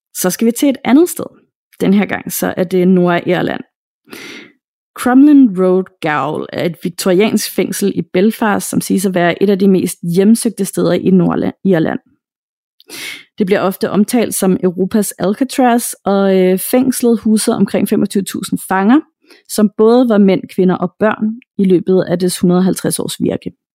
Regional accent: Denmark; her hjemme i Danmark

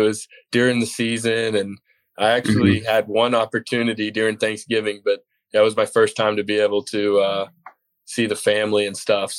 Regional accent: Lubbock, Texas, United States; also born or lived in Midland, Texas; So Lubbock, I grew up in Lubbock, and graduated my senior year in Midland.

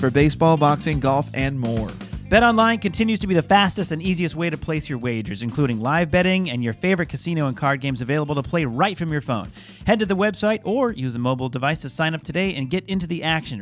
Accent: Seattle, Washington, United States; moved away; my home originally where I'm from Seattle area

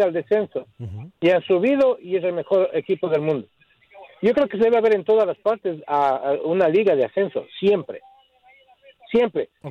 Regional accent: Ecuador; now in Chicago, United States

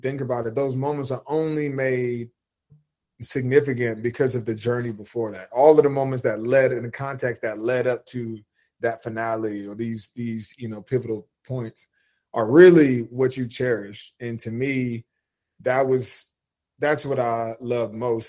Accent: New Jersey, United States; moved away; growing up on the East Coast, being a Jersey kid

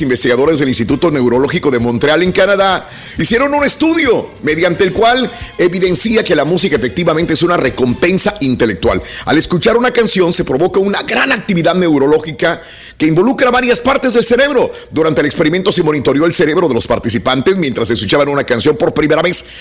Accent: northern Mexico, Mexico; born or raised there; now in United States

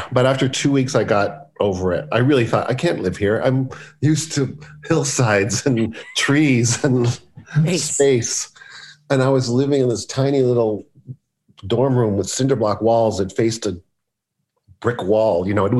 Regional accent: Los Angeles, California, United States; In LA.

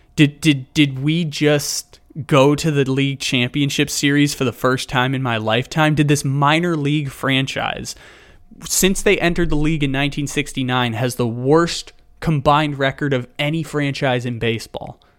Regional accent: San Diego, California, United States; moved away as an adult; now in Sacramento, United States; San Diego being my hometown, I born there, grew up there until I was eighteen, go off to college in Northern California and, uh, live in Sacramento now ever since.

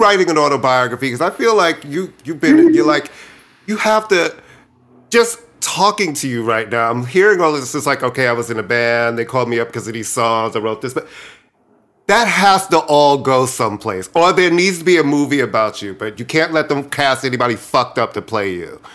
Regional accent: New York City, New York, United States; also born or lived in Brooklyn, New York; I grew up in Queens. That you know, I, I, was raised partially in Brooklyn, and we moved to Queens when I was in uh, first grade to Queens

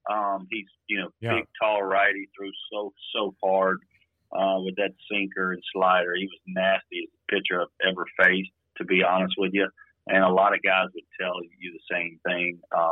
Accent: Shreveport, Louisiana, United States; moved away as an adult; I'm coming from Podunk, Shreveport, Louisiana, Bible Belt, and I'm now with Al Leiter in New York.

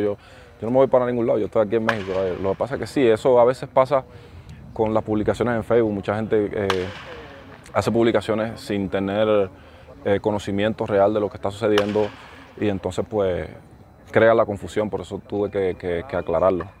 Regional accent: Cuba; moved away as an adult; Nosotros los cubanos

